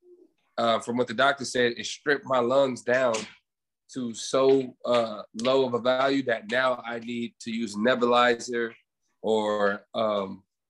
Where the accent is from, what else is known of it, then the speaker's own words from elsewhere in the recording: Los Angeles, California, United States; now in Fontana, United States; I was born and raised in Los Angeles, California. I live in Fontana now